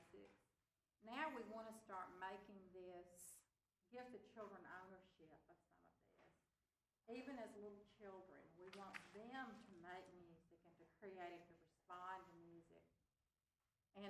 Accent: Mississippi, United States; my family really, you know, we're from Mississippi in the South

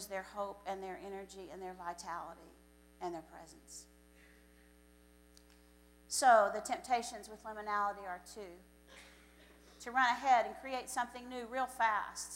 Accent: Floydada, Texas, United States; I grew up in Floydada, Texas

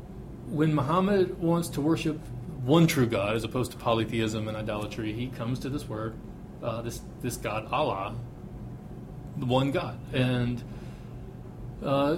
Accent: Deep South, United States; I'm from the Deep South

